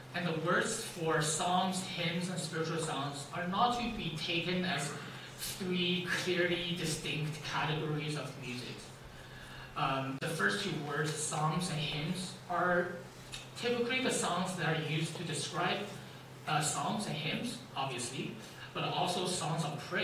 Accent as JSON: {"language": "English", "country": "China", "tie": "born or raised there", "moved": "yes", "said": "I was born and raised in China"}